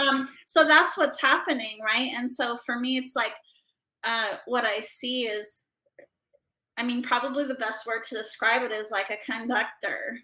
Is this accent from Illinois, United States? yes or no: no; Idaho, United States; moved away; I grew up in Idaho